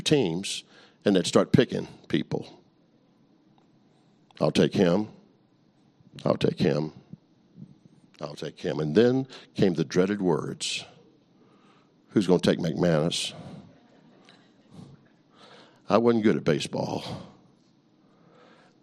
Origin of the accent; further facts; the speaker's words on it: New Orleans, Louisiana, United States; I grew up in New Orleans, Louisiana.